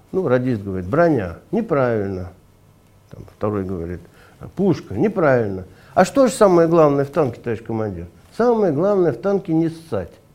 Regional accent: Ufa, Bashkortostan, Russia; now in Moscow, Russia; я родился в Башкирии, в Уфе

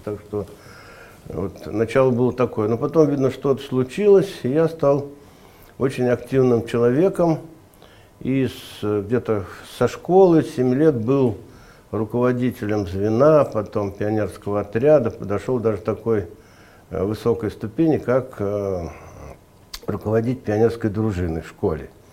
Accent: Ufa, Bashkortostan, Russia; now in Moscow, Russia; я родился в Башкирии, в Уфе

